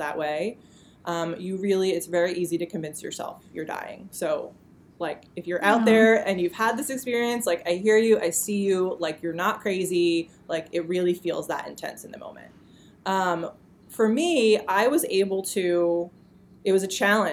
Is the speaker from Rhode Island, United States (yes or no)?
no; New Jersey, United States; also born or lived in Boulder, Colorado; now in New York, United States; I'm originally from New Jersey